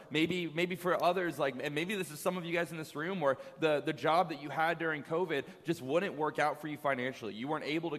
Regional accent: Virginia, United States; moved away as an adult; 7 years since I left my hometown in Virginia

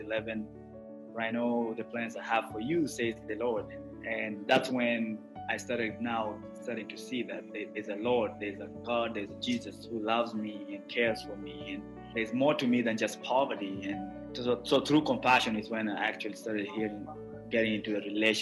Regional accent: Nairobi, Kenya; I grew up in Nairobi, which is the capital of Kenya.

